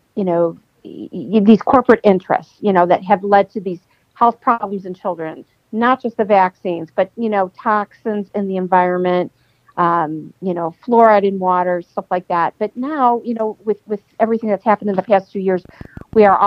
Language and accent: English; United States; I am an American